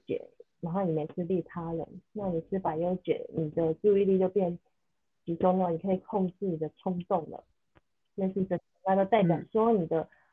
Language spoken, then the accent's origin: Chinese; southern Taiwan, Taiwan; 因为我是南部人，我还特别去台北